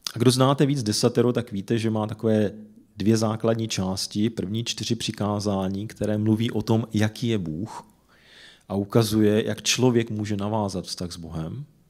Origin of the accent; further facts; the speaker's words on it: Czechia; jsem se narodil v České republice